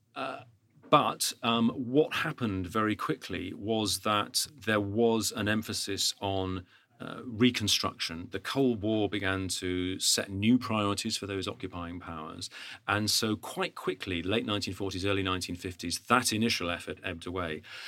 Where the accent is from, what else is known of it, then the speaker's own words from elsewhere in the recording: United Kingdom; as a Brit